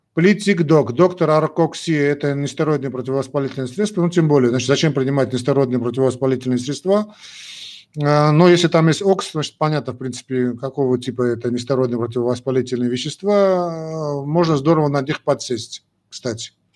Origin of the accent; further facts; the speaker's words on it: Armenia; Мы часть армяне